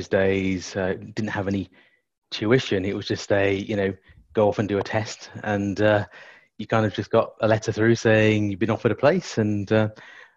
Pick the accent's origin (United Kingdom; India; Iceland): United Kingdom; Ilford, London; also born or lived in Tottenham, London; I was born in Tottenham, North London, and grew up in Ilford in Essex